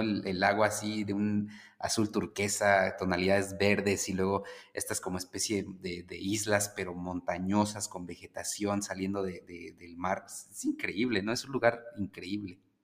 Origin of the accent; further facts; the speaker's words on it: Mexico; nosotros como mexicanos